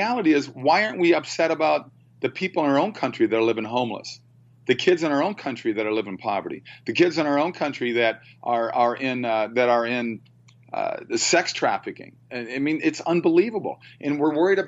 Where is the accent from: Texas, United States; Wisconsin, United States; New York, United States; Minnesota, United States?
Minnesota, United States; I started paper out when I was 9 years old in Minnesota